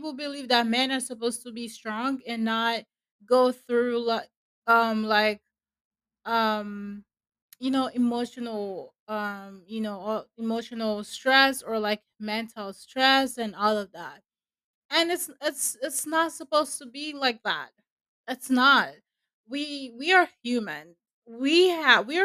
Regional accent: Nigeria; where I'm from, I'm a Nigerian, by the way, and where I'm from, like, we never really take our mental health serious.

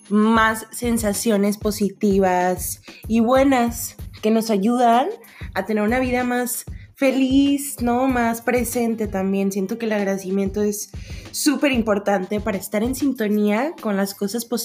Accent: Mexico; yo iba a decir parceros, pero yo soy mexicana.

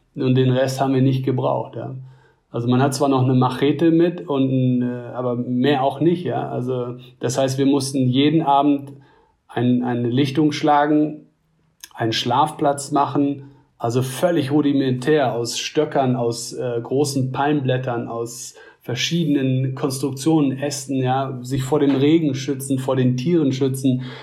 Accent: Germany

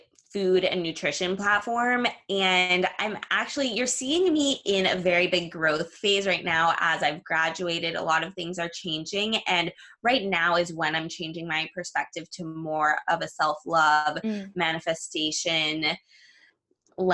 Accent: Los Angeles, California, United States; I'm from Los Angeles, California

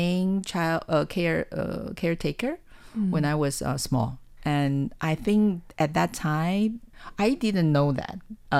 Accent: Changhua County, Taiwan; I came from Zhanghua County. So at that time, which was a farming county.

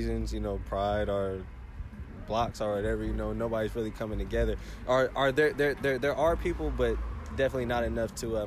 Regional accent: Kansas City, Missouri, United States; also born or lived in Olathe, Kansas / Manhattan, Kansas; I grew up out here in Kansas City, Missouri, and then around middle school, moved out to Olathe and went to Olathe South

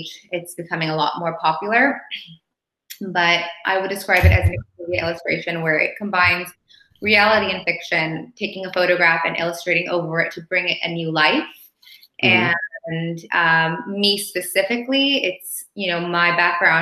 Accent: Los Angeles, California, United States; now in Paris, France; I'm originally from Los Angeles.

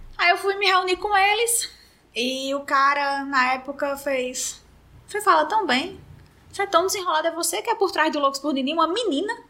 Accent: Mossoró, Rio Grande do Norte, Brazil; moved away as an adult; also born or lived in Sobral; now in Natal, Brazil; Nasci em Mossoró e tem três anos que eu moro aqui em Natal

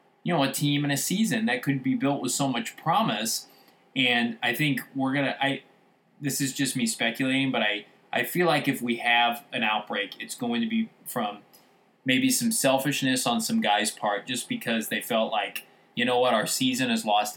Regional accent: Midwest, United States; I'm from the Midwest

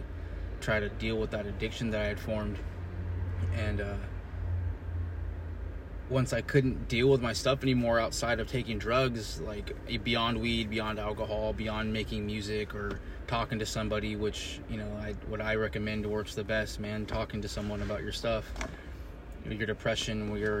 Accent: Bakersfield, California, United States; moved away as an adult; Bakersfield, California, my hometown

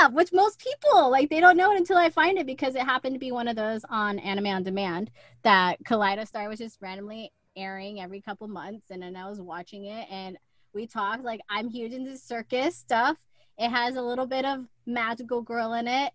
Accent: San Antonio, Texas, United States; also born or lived in El Paso; I do remember the last house before we moved from El Paso to San Antonio.

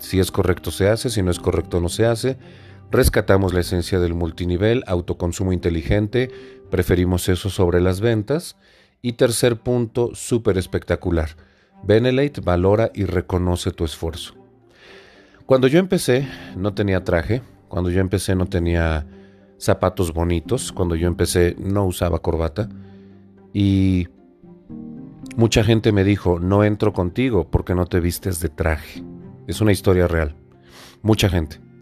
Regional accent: Puebla, Mexico; yo soy de Puebla Capital

